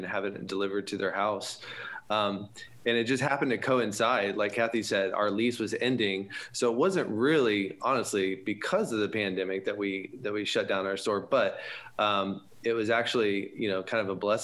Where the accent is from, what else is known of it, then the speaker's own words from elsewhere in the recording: Orlando, Florida, United States; I'm from the Orlando area